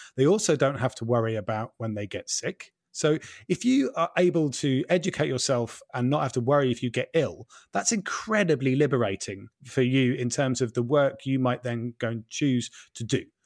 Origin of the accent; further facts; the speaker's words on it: East Anglia, East of England, United Kingdom; growing up in East Anglia in the, in the, like, late eighties